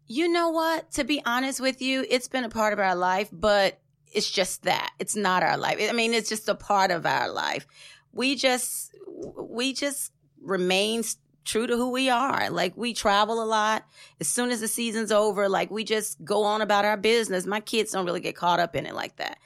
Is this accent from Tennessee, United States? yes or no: yes; Tennessee, United States; moved away as an adult; now in Atlanta, United States; I moved to Atlanta, um, from Tennessee